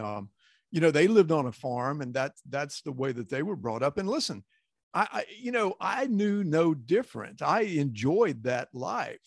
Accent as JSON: {"language": "English", "town": "Glen Rose", "region": "Texas", "country": "United States", "tie": "born or raised there", "said": "growing up in Texas"}